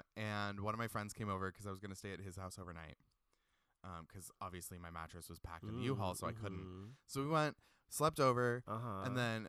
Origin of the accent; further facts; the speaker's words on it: Pacific Northwest, United States; Yeah, because we're all from the Pacific Northwest and we can't pronounce things correctly.